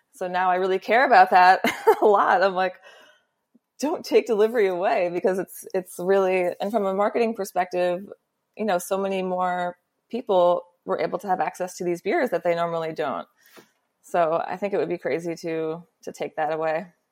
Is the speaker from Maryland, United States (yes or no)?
no; New York, United States; me as a New Yorker